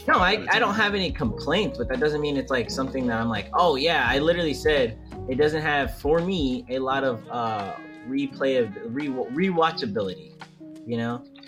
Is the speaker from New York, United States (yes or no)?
yes; New York, United States; accent: New York; being from New York